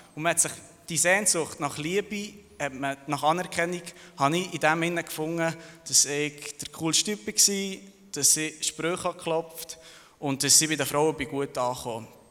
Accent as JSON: {"language": "German", "town": "Thun", "region": "Bern", "country": "Switzerland", "tie": "born or raised there", "also_born_or_lived": "Serbia", "said": "Ich bin geboren und aufgewachsen in Thun, aber ursprünglich komme ich von Serbien"}